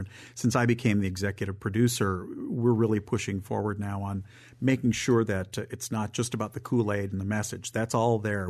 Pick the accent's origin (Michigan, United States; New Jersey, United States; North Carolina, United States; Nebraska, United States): Michigan, United States; Northern; also born or lived in Southern California; now in Memphis, United States; I'm from Northern Michigan, and I lived in Southern California